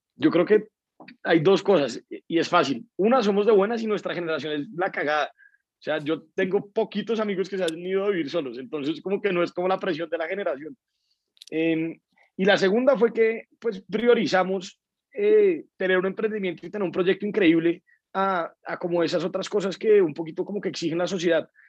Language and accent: Spanish; Colombia; como colombianos